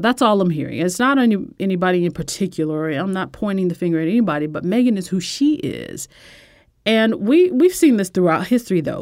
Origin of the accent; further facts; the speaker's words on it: United States; as an American